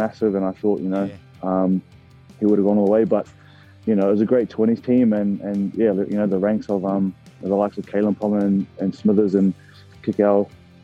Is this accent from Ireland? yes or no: no; New Zealand; now in Australia; a Kiwi kid